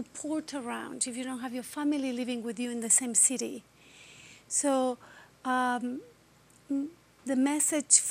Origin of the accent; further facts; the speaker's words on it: Argentina; English is a second language; moved away as an adult; I'm from Argentina. And my country was going through a dictatorship from 1978 to 1985. So it was middle and high school for me.